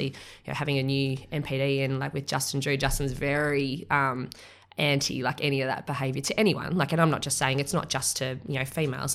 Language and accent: English; Australia; I'm Australian